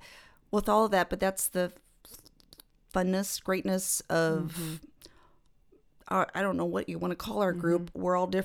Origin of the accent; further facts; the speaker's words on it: North Bend, Nebraska, United States; I grew up in this area. I grew up in North Bend, and then went to school at Kearney State for several years.